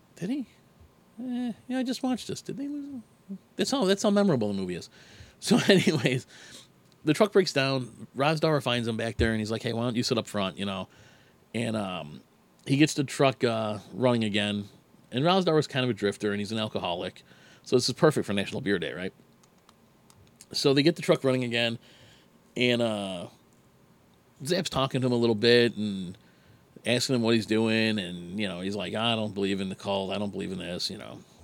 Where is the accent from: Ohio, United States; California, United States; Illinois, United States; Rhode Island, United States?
Illinois, United States; Chicago; I'm from Chicago. It gets cold here